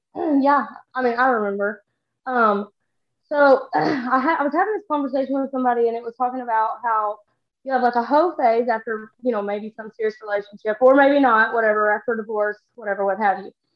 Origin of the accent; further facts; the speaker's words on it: Texas, United States; I'm from Texas